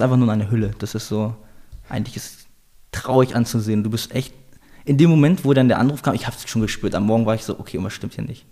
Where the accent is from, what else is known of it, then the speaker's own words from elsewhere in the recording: Salzgitter, Lower Saxony, Germany; moved away as an adult; also born or lived in Hildesheim, Germany; now in Vienna, Austria; Ich bin geboren in Salzgitter